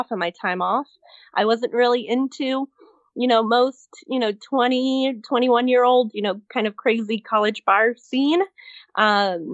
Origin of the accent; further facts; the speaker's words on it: Miami, Florida, United States; I grew up in South Florida